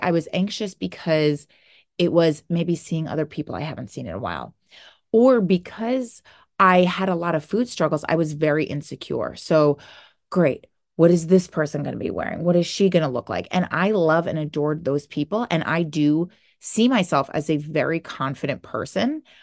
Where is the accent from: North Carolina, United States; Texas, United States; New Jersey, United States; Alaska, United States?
New Jersey, United States; I am from New Jersey.